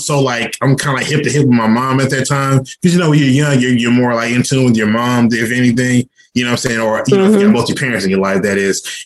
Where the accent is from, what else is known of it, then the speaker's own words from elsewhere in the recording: Irving, Texas, United States; moved away as an adult; also born or lived in Dallas, Texas; now in Georgia, United States; I was born in Dallas, Texas, but I grew up in Irvin, Texas. I'm straight Irvin, Texas, born and raised. That's all I know.